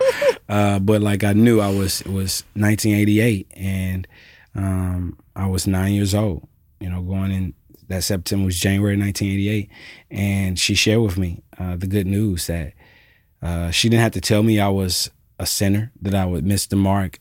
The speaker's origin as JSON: {"language": "English", "town": "Alpharetta", "region": "Georgia", "country": "United States", "tie": "born or raised there", "also_born_or_lived": "Jackson, Mississippi / College Park, Georgia", "moved": "yes", "lives_now": "Memphis, United States", "said": "I am from Jackson, Mississippi originally. I was raised thirty minutes north of Atlanta in Alpharetta, Georgia"}